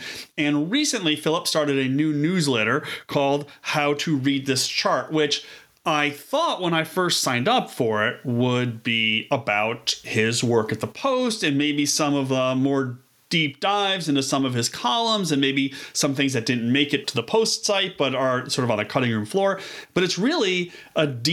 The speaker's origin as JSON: {"language": "English", "town": "Buffalo", "region": "New York", "country": "United States", "said": "I'm from Buffalo."}